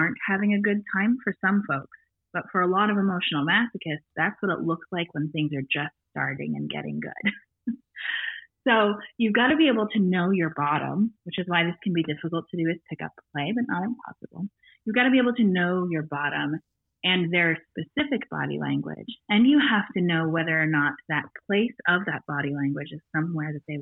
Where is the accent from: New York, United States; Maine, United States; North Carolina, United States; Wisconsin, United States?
Maine, United States; Northern; I grew up in Northern Maine where there's not a lot to do but read.